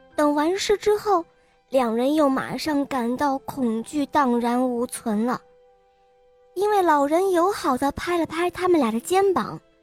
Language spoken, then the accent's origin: Chinese; Weifang, Shandong, China; 今年五岁了，我来自美丽的风筝都山东潍坊。